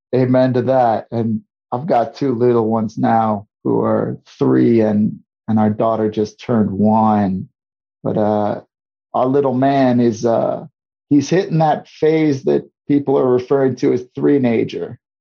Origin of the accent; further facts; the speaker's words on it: St. Louis, Missouri, United States; moved away as an adult; also born or lived in Guam; my hometown of St. Louis, Missouri